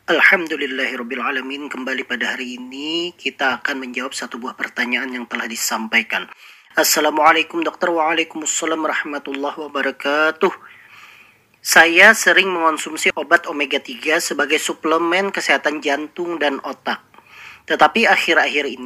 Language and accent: Indonesian; South Kalimantan, Indonesia; Nah, sebagai kita orang Banjar, ikan itu adalah makanan sehari-hari.